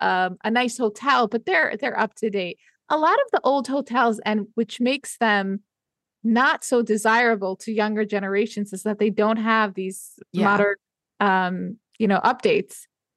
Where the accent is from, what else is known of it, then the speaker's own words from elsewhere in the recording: New York, United States; growing up in New York